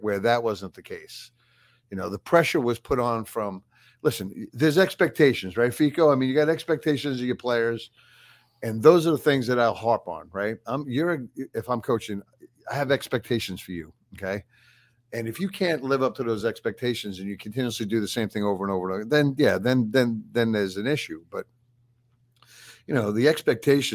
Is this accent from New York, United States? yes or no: yes; New York, United States; I grew up in New York and my family.